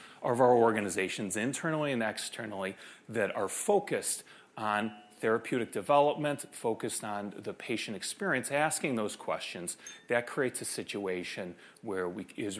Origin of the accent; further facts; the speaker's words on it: Chicago, Illinois, United States; I grew up in Chicago